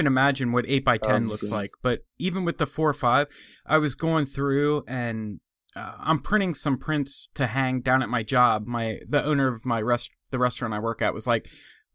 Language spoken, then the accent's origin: English; Pennsylvania, United States; moved away; I'm originally from Pennsylvania